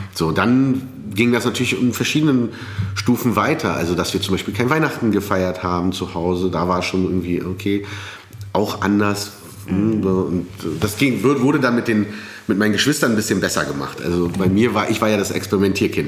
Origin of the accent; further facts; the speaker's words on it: Berlin, Germany; dass ich in Berlin groß werde und nicht in Kairo